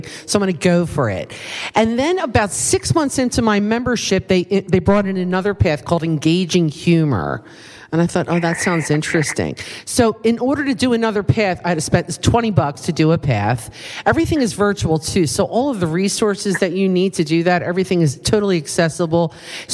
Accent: East Coast, United States; accent: East Coast; moved away; my East Coast accent that I know I still have after many years

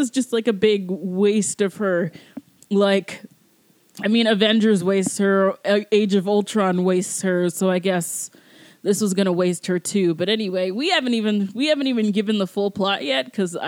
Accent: Georgia, United States; I'm from Georgia

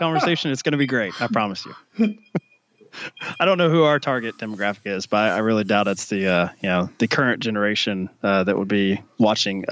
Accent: Kentucky, United States; I grew up in Kentucky

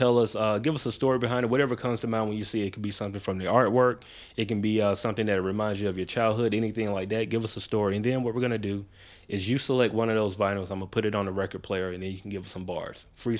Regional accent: Macon, Georgia, United States; I'm from Macon, Word. Georgia.

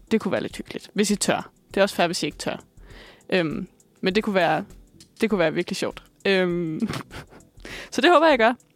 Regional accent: Bornholm, Capital Region of Denmark, Denmark; Jeg er vokset op på Bornholm

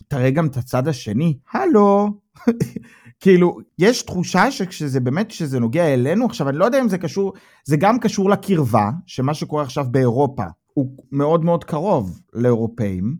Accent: Israel; now in Germany; אנחנו בתור ישראלים

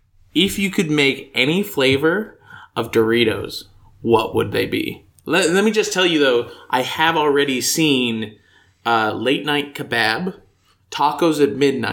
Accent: United States; I'm American, clearly, with my sharp R's.

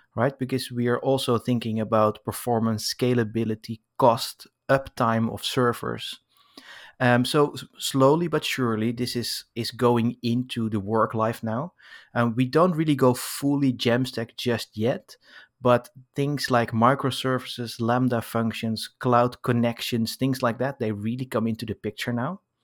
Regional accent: Amsterdam, North Holland, Netherlands; now in Paris, France; I was born in Amsterdam, but now I live in Paris

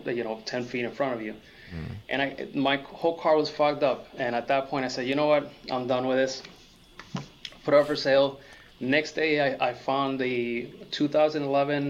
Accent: Puerto Rico; moved away as an adult; also born or lived in Massachusetts; now in Florida, United States; I grew up in Puerto Rico, I was born in Massachusetts, but I moved to Puerto Rico when I was 7.

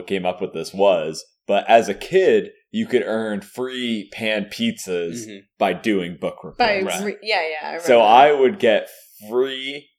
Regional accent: New Jersey, United States; growing up in New Jersey

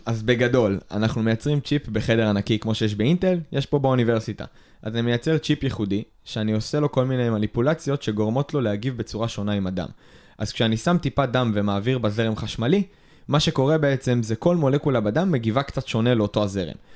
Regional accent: Israel; ישראלים ששירתו בצבא

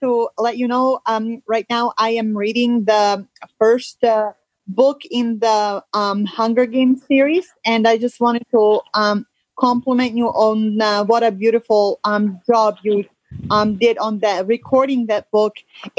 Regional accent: Sterling Heights, Michigan, United States; I am from Sterling Heights, Michigan.

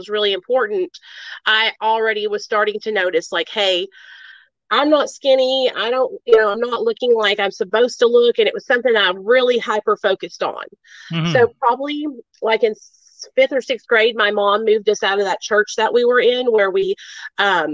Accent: Arkansas, United States; born or raised there; also born or lived in New York

